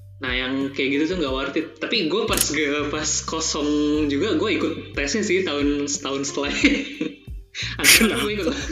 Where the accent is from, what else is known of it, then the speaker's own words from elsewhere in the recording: Indonesia; moved away as an adult; now in Limoges, France; gue dari Indonesia